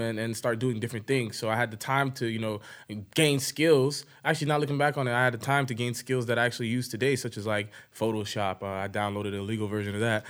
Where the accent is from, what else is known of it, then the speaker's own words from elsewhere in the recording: Broward County, Florida, United States; I really grew up in Broward County